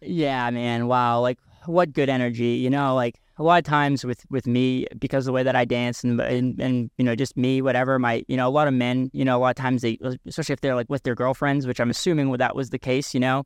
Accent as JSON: {"language": "English", "area": "a couple of towns over from York", "region": "Maine", "country": "United States"}